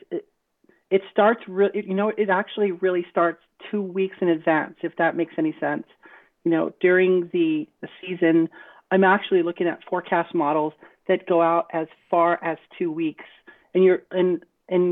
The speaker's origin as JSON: {"language": "English", "region": "West Texas", "country": "United States", "tie": "born or raised there", "said": "growing up in West Texas, a little border town in West Texas"}